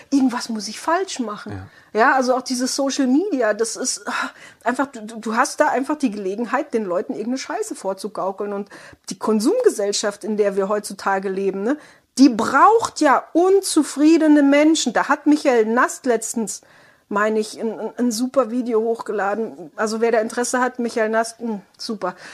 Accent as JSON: {"language": "German", "region": "Baden-Württemberg", "country": "Germany", "said": "ich komme aus dem Südwesten, ne, Schwabenland"}